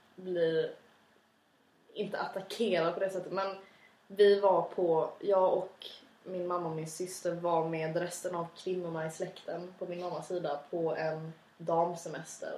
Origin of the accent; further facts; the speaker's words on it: Skåne, Sweden; accent: Scanian (skånska); jag tror att jag har mer skånska än vad du har